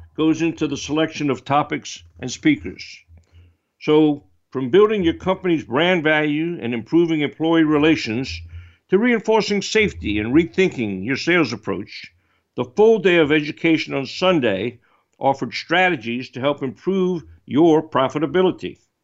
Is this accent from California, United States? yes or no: no; New Orleans, Louisiana, United States; my hometown in New Orleans